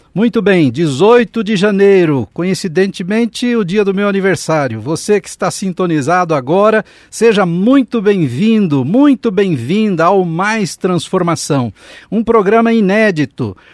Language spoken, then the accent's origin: Portuguese; São Paulo, Brazil; Eu nasci no Capão